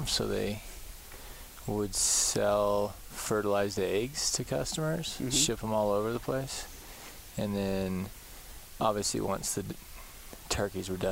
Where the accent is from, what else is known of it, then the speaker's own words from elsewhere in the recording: near Kingsburg, Central California, United States; not far from Kingsburg, about 20 minutes in a smaller town out there. My family farms out that way, so just grew up out in the country out there